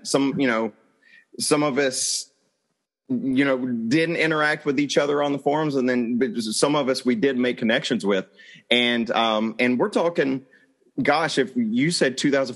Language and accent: English; Arkansas, United States; And I born and raised in Arkansas